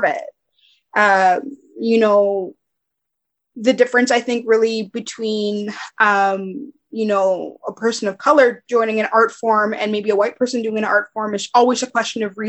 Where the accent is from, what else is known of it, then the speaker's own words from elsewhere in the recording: Montreal, Quebec, Canada; I'm from Montreal